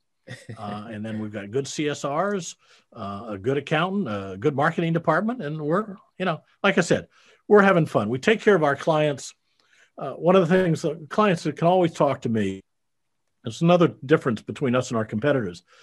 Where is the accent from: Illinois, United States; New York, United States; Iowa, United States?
Iowa, United States; moved away; I grew up in Iowa, you know, uh, out in the Midwest